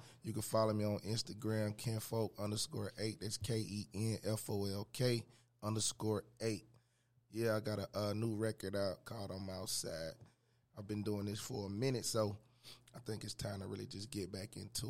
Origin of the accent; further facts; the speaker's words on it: Atlanta, Georgia, United States; I'm from the South Side.